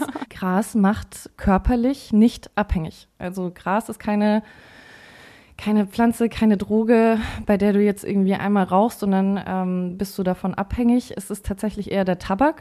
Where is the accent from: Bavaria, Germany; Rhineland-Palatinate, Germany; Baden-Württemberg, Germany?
Bavaria, Germany; Forchheim; Wir haben da noch äh, zu Hause gewohnt. Ich komme ja aus Forchheim